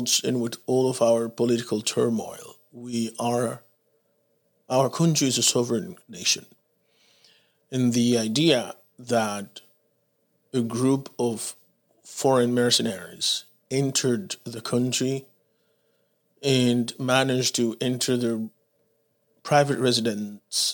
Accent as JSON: {"language": "English", "country": "Dominican Republic", "tie": "born or raised there", "also_born_or_lived": "Haiti", "moved": "yes", "lives_now": "United States", "said": "But I was born in Haiti. I grew up in Dominican Republic"}